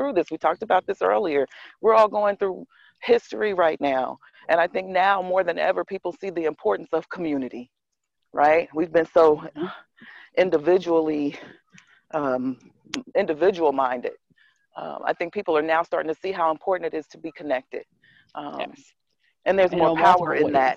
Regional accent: Kansas City, Missouri, United States; now in New Jersey, United States; I'm from Kansas City, Missouri. I was born and raised there

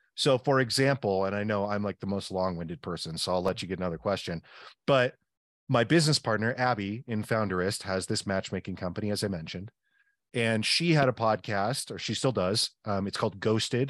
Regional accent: the Northwest, Pacific Northwest, United States; I'm from the Northwest

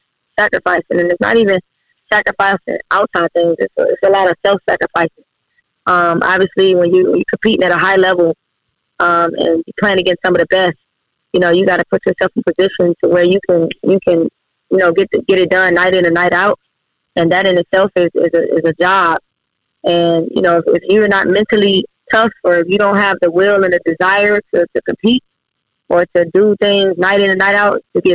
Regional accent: Cleveland, Ohio, United States; born or raised there; moved away as an adult; also born or lived in Helsinki, Finland / Wiesbaden, Germany

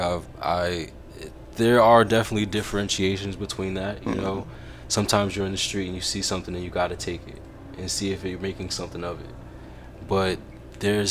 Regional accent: Paterson, New Jersey, United States; I'm from Paterson. You know, like this is my environment.

